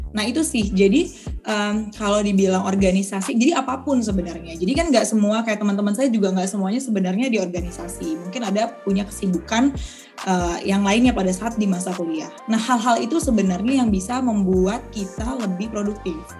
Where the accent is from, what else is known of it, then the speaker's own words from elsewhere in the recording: Pekanbaru, Riau, Indonesia; moved away as an adult; now in Jakarta, Indonesia; aku tuh asli dari Riau